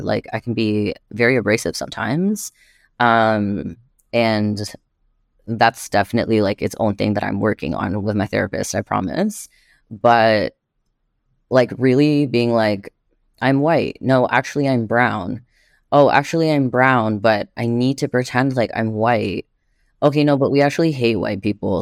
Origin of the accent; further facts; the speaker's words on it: Montreal, Quebec, Canada; now in Toronto, Canada; I was born and raised in Jojage in Montreal, and what's known as Montreal